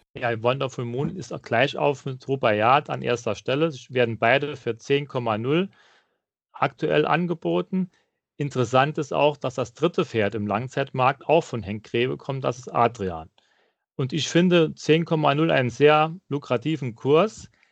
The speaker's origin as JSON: {"language": "German", "area": "near Saarbrücken", "region": "Saarland", "country": "Germany", "said": "Ich komme aus der Nähe von Saarbrücken"}